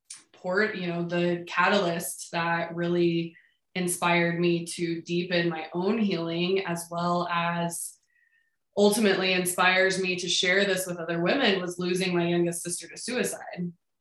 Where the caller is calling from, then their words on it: Denver, Colorado, United States; I am in Denver.